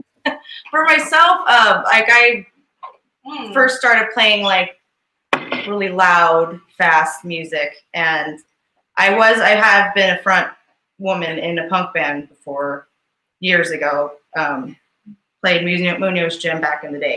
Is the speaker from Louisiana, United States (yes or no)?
no; Bakersfield, California, United States; growing up in Bakersfield and like being like a woman that plays music